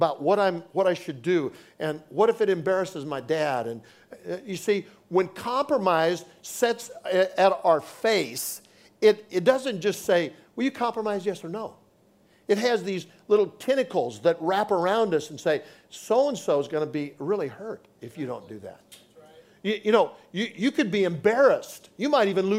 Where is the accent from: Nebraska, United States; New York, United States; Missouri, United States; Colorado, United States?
Nebraska, United States; also born or lived in Oklahoma City; now in Texas, United States; I grew up in Nebraska